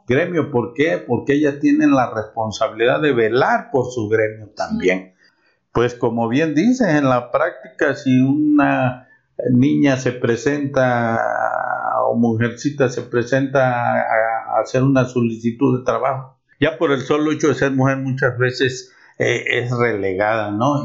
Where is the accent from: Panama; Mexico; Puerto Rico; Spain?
Mexico; como mexicanos, como abogados